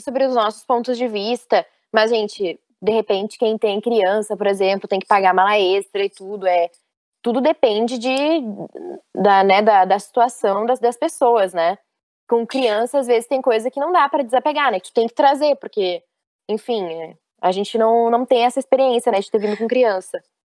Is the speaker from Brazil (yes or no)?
yes; Rio Grande do Sul, Brazil; moved away as an adult; eu sou gaúcha